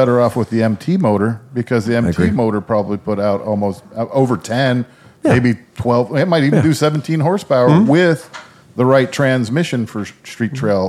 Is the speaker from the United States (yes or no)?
yes; Ohio, United States; I'm from Ohio.